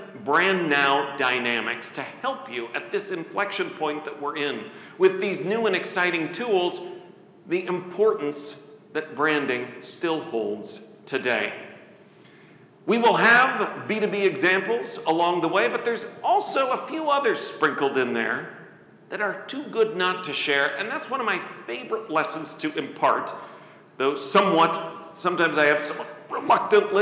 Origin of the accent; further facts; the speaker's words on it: Midwest, United States; now in Coralville, United States; I'm from the Midwest